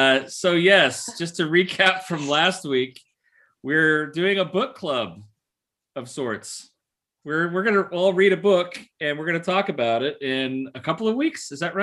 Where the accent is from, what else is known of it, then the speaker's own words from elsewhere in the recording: Bend, Oregon, United States; moved away as an adult; also born or lived in Portland, Oregon; now in Southern California, United States; I was born in Portland, Oregon. Lived there until second grade. Then I moved to Bend, Oregon. Beautiful place.